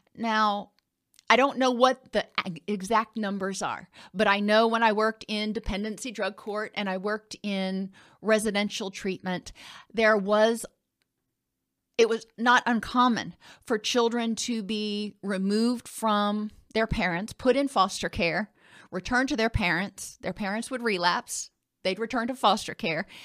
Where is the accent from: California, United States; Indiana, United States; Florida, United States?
Indiana, United States; Indianapolis; I grew up in Indianapolis